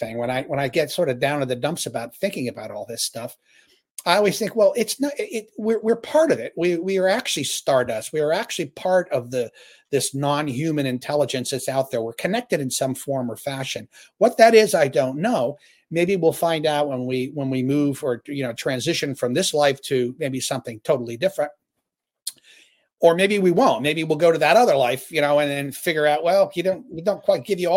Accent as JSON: {"language": "English", "region": "Ohio", "country": "United States", "tie": "born or raised there", "said": "I grew up in Ohio"}